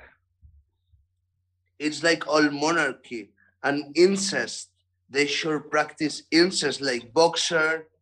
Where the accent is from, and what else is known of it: Barcelona, Catalonia, Spain